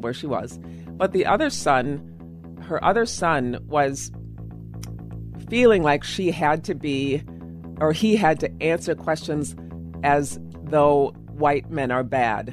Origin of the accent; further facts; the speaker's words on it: Illinois, United States; also born or lived in Minnetonka, Minnesota; now in Eden Prairie, United States; I am from Illinois originally